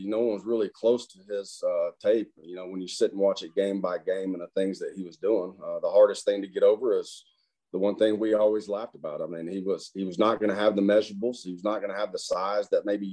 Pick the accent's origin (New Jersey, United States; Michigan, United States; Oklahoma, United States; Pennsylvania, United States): Oklahoma, United States; Muskogee; moved away; Muskogee, where my hometown was